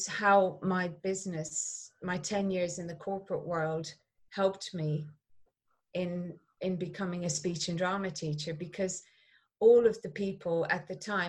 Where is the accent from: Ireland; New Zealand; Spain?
Ireland; Clonmel, Munster; Growing up in Ireland, we were taken to the theatre 4 times a year